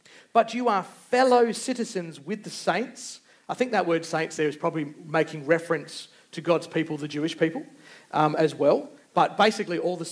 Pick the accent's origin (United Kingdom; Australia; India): Australia; we put down our identity as being Australian